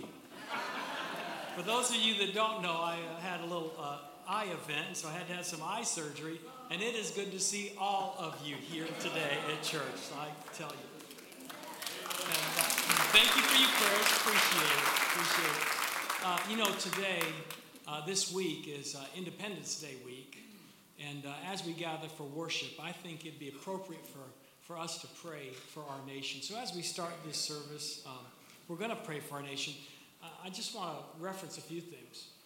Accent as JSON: {"language": "English", "country": "United States", "tie": "born or raised there", "said": "I am an American born in a land that was established on a strong and stated foundation of faith"}